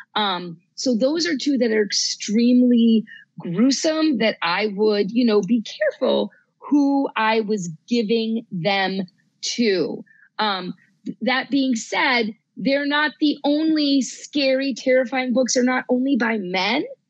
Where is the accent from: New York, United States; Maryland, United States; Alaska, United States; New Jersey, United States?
New Jersey, United States; moved away; also born or lived in New England; I grew up in New Jersey